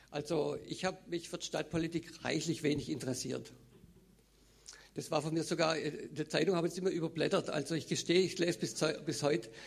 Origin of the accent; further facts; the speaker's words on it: Baden-Württemberg, Germany; Also ich bin aufgewachsen, geboren im Schwarzwald.